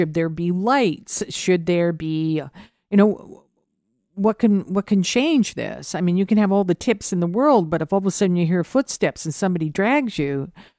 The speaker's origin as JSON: {"language": "English", "town": "Hamilton", "region": "Ontario", "country": "Canada", "tie": "born or raised there", "said": "I grew up in Hamilton"}